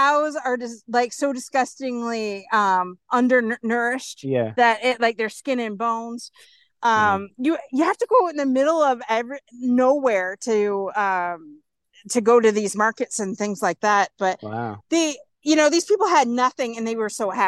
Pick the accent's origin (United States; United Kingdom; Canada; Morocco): Canada; I'm from Canada.